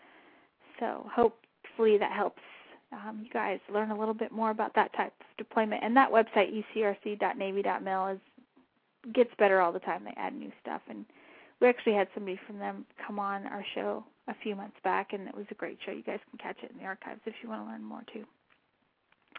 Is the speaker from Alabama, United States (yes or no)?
no; New Mexico, United States; I'm from New Mexico